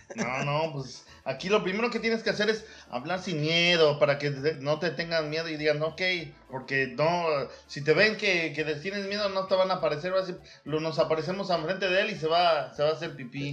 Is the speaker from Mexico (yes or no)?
yes; Veracruz, Mexico; moved away; also born or lived in Mexico City; me criaron en Veracruz, pero oh. nací ahí en el DF y viví unos tiempos ahí en la colonia, colonia, Guerrero